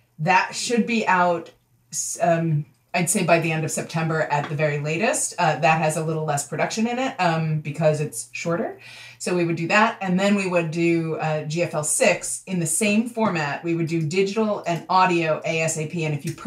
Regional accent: New York City, New York, United States; I grew up in New York City

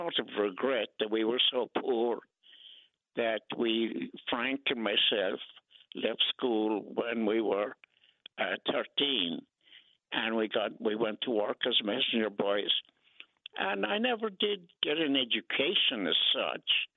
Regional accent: Ireland; moved away as an adult; now in Brooklyn, United States; I was born here in Brooklyn, as you said, and was taken to Ireland when we were children

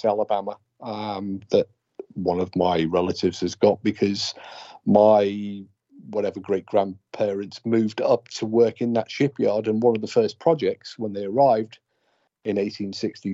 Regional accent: United Kingdom; accent: British; in my British accent

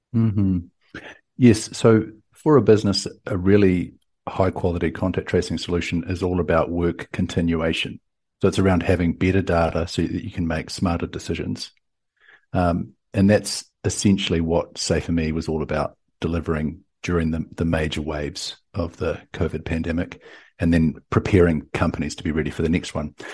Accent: New Zealand; now in Austin, United States

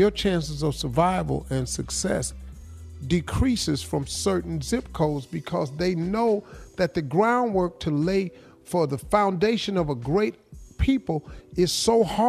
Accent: Cleveland, Ohio, United States; I'm from

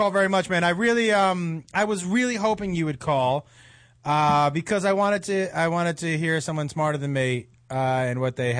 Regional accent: Northeast, United States; where I grew up in the Northeast

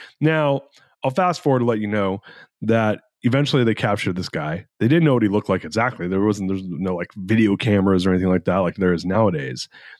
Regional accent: Fullerton, California, United States; also born or lived in Anaheim Hills; I grew up in Orange County, California, and I grew up in a middle-class neighborhood originally and moved in Fullerton, California, and then ended up moving to Anaheim Hills, California, which is more of an upper-middle-class area.

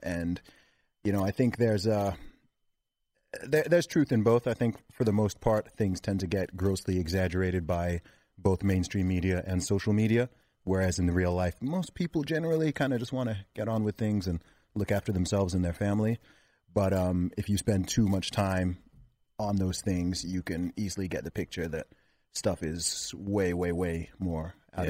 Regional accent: Saudi Arabia; also born or lived in London, United Kingdom; I'm not from London. I did live in London for 3 years, though, in terms of my background. I actually grew up in the Middle East in Saudi Arabia with a lot of Americans, Canadians, British people from all over the world, hence why I don't really have a British accent.

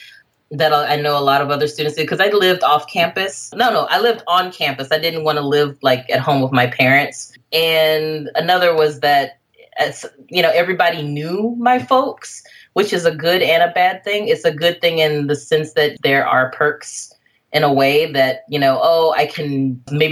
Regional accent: Jackson, Mississippi, United States; now in Bay Area, United States; I'm still in my hometown

